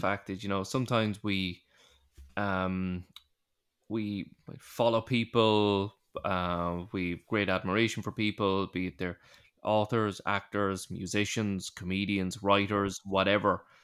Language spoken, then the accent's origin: English; Ireland; we're Irish